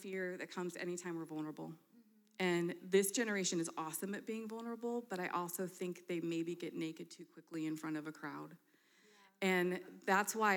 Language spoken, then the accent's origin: English; Michigan, United States; now in Denver, United States; I'm from Michigan